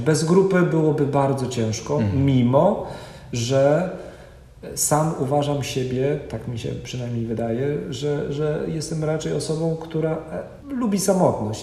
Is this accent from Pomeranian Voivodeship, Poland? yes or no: yes; Kwidzyn, Pomeranian Voivodeship, Poland; wychowałem się w Kwidzynie. To jest województwo dawne elbląskie, obecnie pomorskie